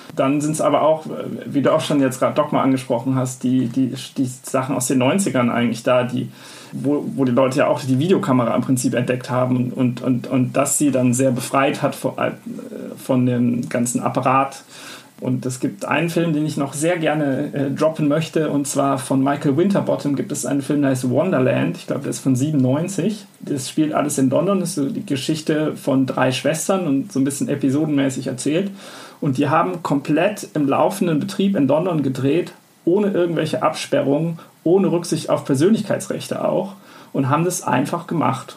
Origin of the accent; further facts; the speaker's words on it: Bonn, North Rhine-Westphalia, Germany; also born or lived in Weimar; bei uns in Bonn, wo ich aufgewachsen bin